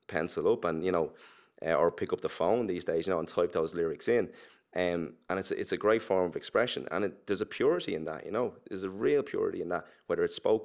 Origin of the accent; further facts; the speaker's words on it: Ireland; accent: Irish; The only thing that will identify us as an Irish urban act right now is our voice, is our accent and how we talk.